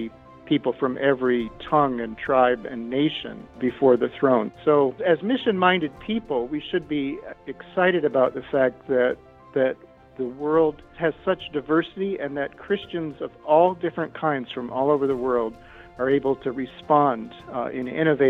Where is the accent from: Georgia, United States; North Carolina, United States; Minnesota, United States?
Minnesota, United States; moved away; also born or lived in California; I grew up in Minnesota